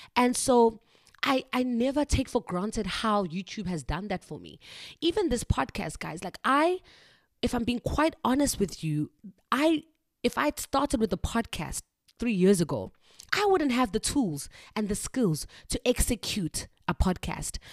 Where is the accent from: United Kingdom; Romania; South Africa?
South Africa; moved away as an adult; now in China; I am a South African teacher living and working in China.